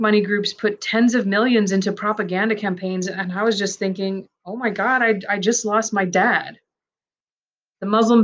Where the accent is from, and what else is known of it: United States; first language Persian; English is a second language